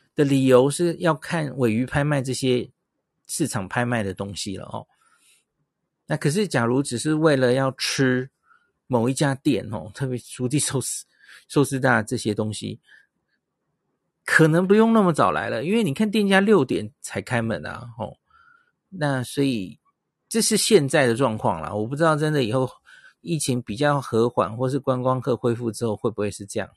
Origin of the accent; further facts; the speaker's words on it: Taiwan; 他有猜出来我是台湾来的